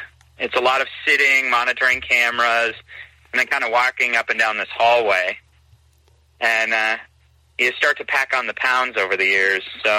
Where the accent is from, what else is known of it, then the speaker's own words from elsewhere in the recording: Juneau, Alaska, United States; I was born and raised in Southeast Alaska, born and raised in Juneau. I left for multiple times and kept finding my way back to Juneau.